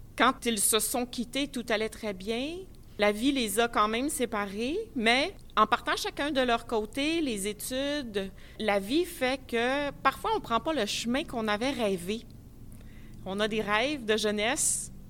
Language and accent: French; Saguenay, Quebec, Canada; je suis de Saguenay, euh, à la baie